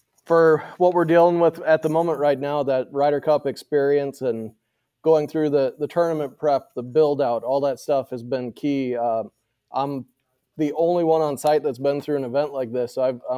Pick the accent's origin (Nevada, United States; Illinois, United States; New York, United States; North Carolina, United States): Illinois, United States; Moline; Well, I grew up in Western Illinois, right next to John Deere corporate headquarters in Moline, Quad Cities area.